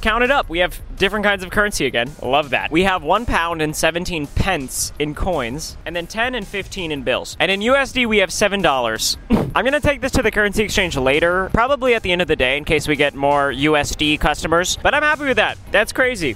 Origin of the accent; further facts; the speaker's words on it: Texas, United States; I'm from Texas.